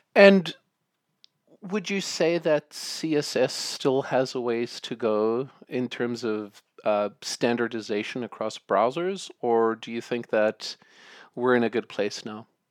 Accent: South Africa; I grew up in South Africa

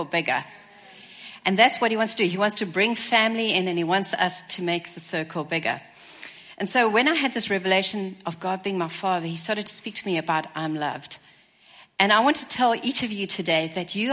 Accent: Stellenbosch, Western Cape, South Africa; So I come from Stellenbosch, South Africa. As you can hear, my accent is a little different.

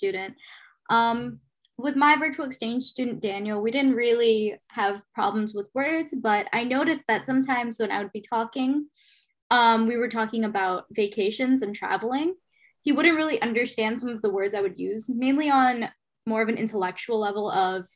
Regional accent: Guyana; accent: Guyanese; I would use my Guyanese accent in school or around my friends, I kind of felt out of place

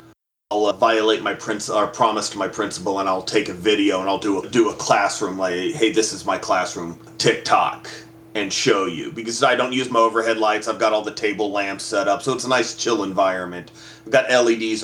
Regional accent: Texas, United States; now in Florida, United States; I grew up in Texas

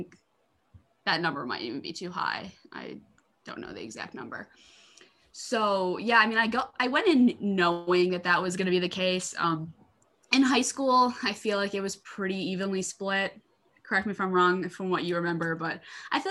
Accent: Michigan, United States; I'm from Michigan

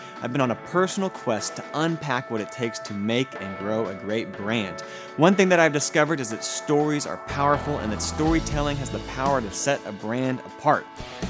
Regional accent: Fort Worth, Texas, United States; I born and raised in Fort Worth. I've lived in a 3-mile radius my entire life. I freaking love Fort Worth.

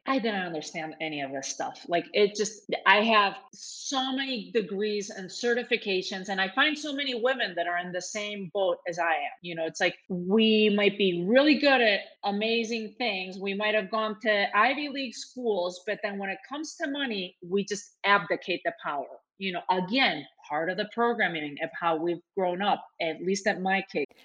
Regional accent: Spain; when I was growing up in Spain

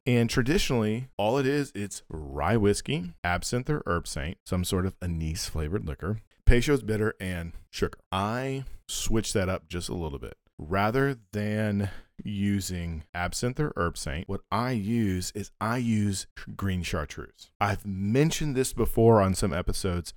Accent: United States; as an American

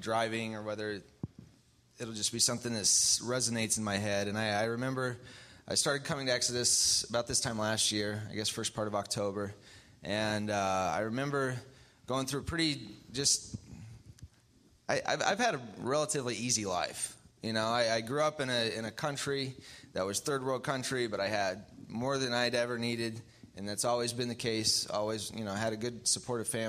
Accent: Philippines; now in Bloomington; I grew up in the Philippines

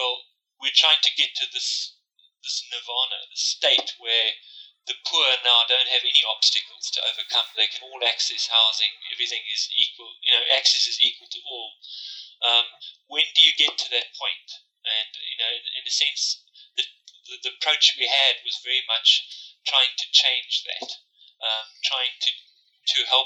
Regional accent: South Africa; moved away as an adult; also born or lived in Durban, South Africa; now in United Kingdom; you can hear from my accent, I'm from South Africa

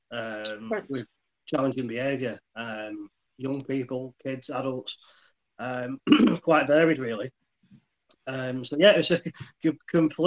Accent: Leyland, North West England, United Kingdom; moved away as an adult; now in Fleetwood, United Kingdom; Originally, I'm actually from Leyland

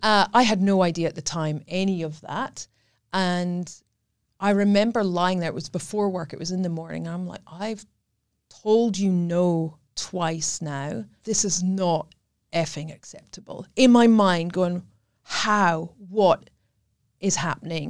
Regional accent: Scotland, United Kingdom; accent: Scottish; moved away as an adult; I am Scottish. That's what the accent is.

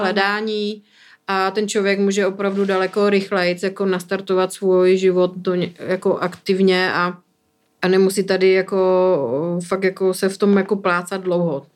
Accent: Bruntál, Moravian-Silesian Region, Czechia; moved away as an adult; now in Prague, Czech Republic; jsem z Bruntálu

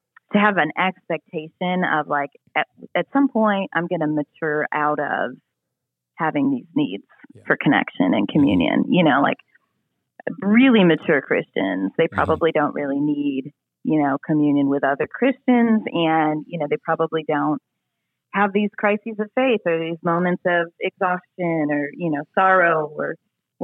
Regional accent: United States; I am American

